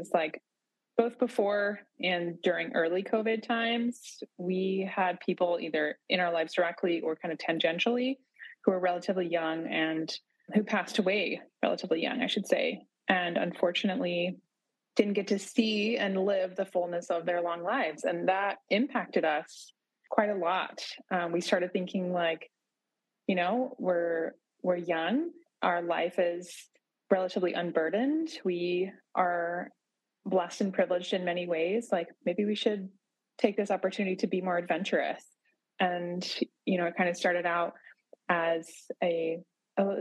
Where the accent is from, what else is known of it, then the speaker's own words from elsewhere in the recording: Boise, Idaho, United States; moved away as an adult; now in Porto, Portugal; I grew up in the Boise, Idaho area